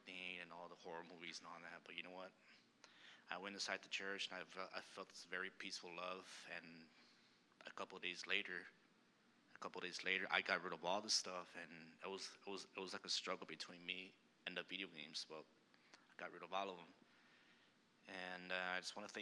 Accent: El Paso, Texas, United States; moved away; I'm from El Paso, Texas, and I used to go to this Catholic church every time

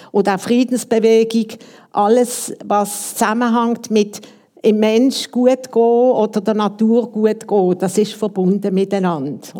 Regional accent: Basel, Basel-Stadt, Switzerland; Und ich bin aus Basel und wir sind die meisten aus Basel

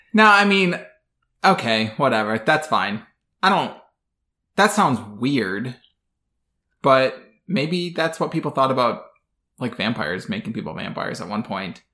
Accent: Midwest, United States; I grew up in the Midwest

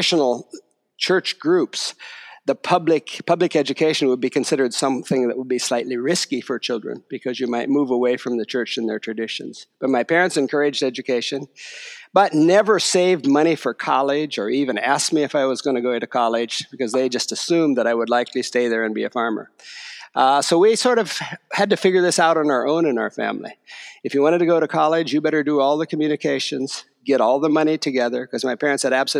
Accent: Ohio, United States; Yes, I grew up in Ohio and grew up as a Mennonite

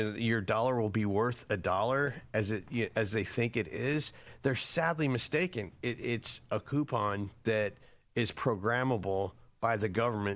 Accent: Florida, United States; also born or lived in Flint, Michigan; I was born there, but I grew up in Florida

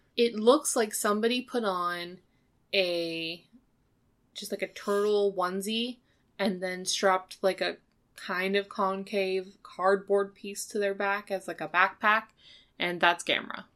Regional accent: United States; as an American, uh, viewer

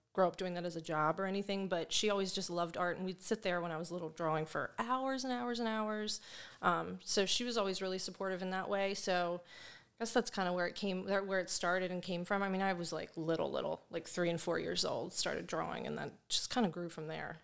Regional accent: Perry Hall, Maryland, United States; also born or lived in Hamilton, Baltimore; I grew up in Perry Hall with my mom

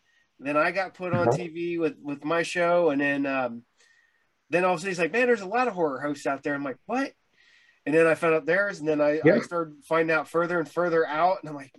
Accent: Ohio, United States; I grew up in Ohio.

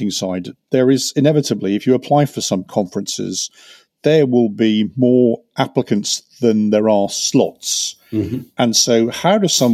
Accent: England, United Kingdom; As we say in England

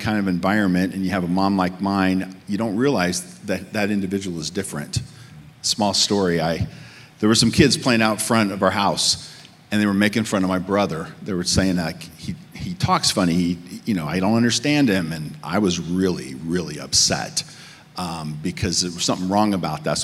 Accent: Midwest, United States; moved away; also born or lived in Northern California; I came from the Midwest

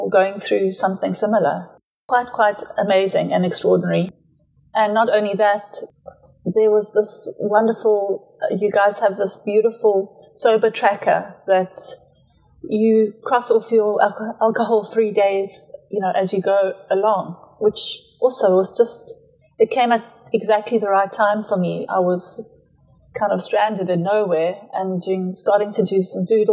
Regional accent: Matabeleland, Zimbabwe; moved away as an adult; also born or lived in Johannesburg, South Africa / Eastern Cape, South Africa; now in Kleinemonde, South Africa; I was born in Zimbabwe, grew up on a ranch in Matabele land. I left Zim after school

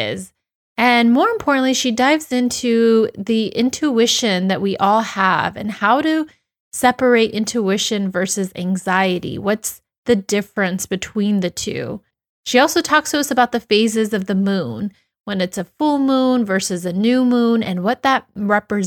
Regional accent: United States; my home country, the US

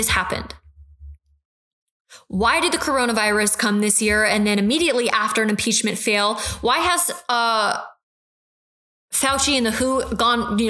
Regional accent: United States; I'm so passionate about being an American and a proud American

